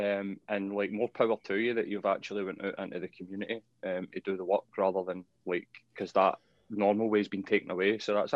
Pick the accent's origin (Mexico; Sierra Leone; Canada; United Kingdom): United Kingdom; Glasgow, Scotland; Well, I grew up with parents that were like this, and I grew up in Postal, and I grew up in Springburn, and I managed to get myself out.